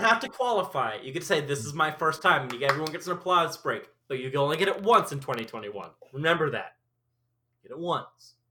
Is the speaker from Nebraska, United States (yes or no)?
yes; Omaha, Nebraska, United States; also born or lived in Treasure Island, California; I was born in like uh, Treasure Island, California, but I grew up in Omaha.